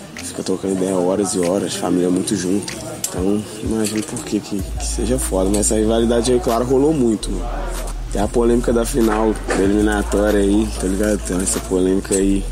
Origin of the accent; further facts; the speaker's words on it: Belo Horizonte, Minas Gerais, Brazil; eu sou de Belo Horizonte, Minas Gerais